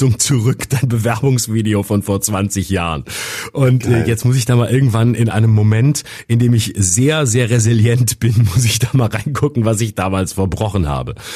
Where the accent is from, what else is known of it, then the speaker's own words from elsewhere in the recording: Lörrach, Baden-Württemberg, Germany; moved away; also born or lived in Freiburg; in meine Heimat Lörrach